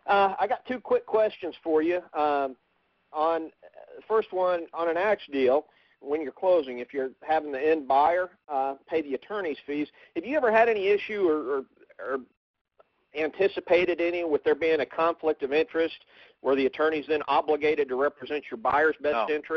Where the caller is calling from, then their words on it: Oklahoma, United States; in Oklahoma.